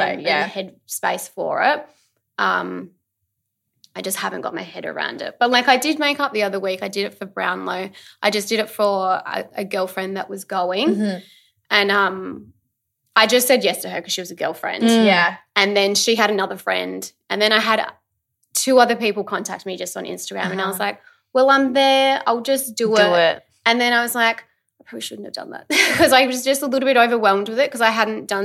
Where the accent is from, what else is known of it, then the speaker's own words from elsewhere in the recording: Adelaide, South Australia, Australia; now in Melbourne, Australia; I'm originally from Adelaide.